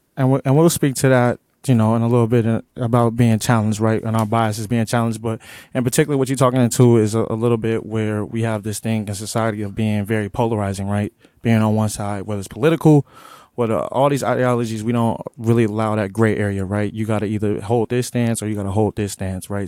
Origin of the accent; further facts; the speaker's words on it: Omaha, Nebraska, United States; growing up in North Omaha, I grew up in the hood.